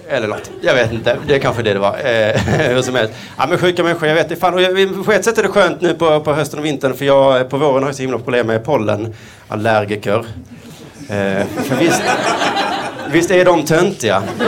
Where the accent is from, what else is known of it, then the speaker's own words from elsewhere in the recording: Skåne, Sweden; accent: Skånska; jag pratar skånska